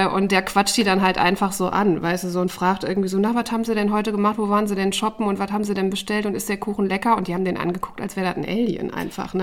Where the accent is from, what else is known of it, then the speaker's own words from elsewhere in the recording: Dinslaken, North Rhine-Westphalia, Germany; moved away as an adult; also born or lived in Bonn / Essen / Bremen; now in Dortmund, Germany; Ich bin in Dienstlaken aufgewachsen